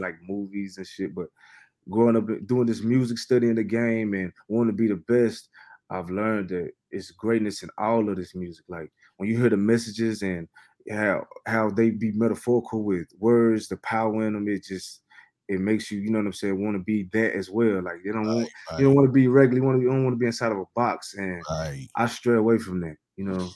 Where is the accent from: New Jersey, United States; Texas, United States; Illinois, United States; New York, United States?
Texas, United States; Fort Worth; I'm from Fort Worth, Texas